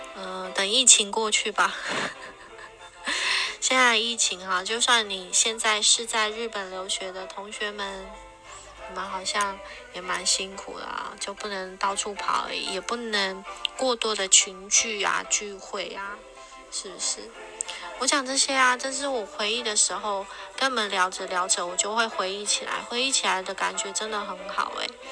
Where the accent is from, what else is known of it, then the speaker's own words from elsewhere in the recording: Taiwan; also born or lived in Japan; 我们台湾人有捐钱之后